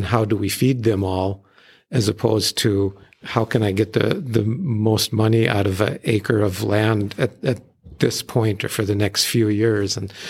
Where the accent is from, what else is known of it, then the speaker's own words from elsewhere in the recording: Hazen, North Dakota, United States; growing up in the Hazen area and ranching there, I'm right in kind of the heart of coal country.